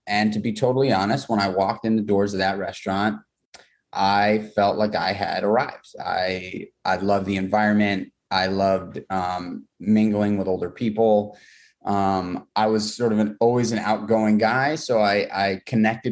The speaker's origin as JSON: {"language": "English", "town": "New York City", "region": "New York", "country": "United States", "tie": "born or raised there", "said": "I grew up in New York City. I grew up in Manhattan"}